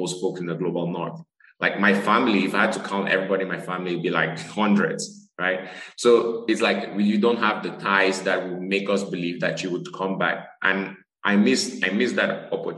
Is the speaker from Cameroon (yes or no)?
yes; Cameroon; moved away; I'm originally from Cameroon, a physician working in global neurosurgery as well as global surgery